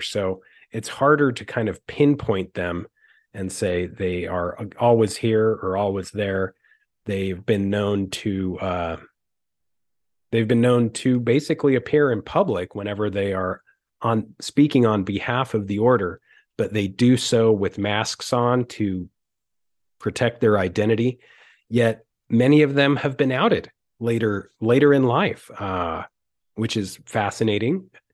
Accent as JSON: {"language": "English", "region": "Utah", "country": "United States", "tie": "born or raised there", "said": "living in Utah and growing up in Utah"}